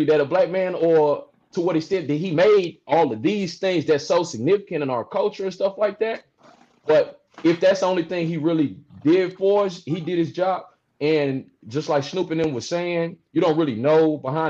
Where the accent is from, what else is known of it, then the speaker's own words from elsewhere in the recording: St. Louis, Missouri, United States; moved away as an adult; now in Illinois, United States; I'm from St. Louis, born and raised, Midwest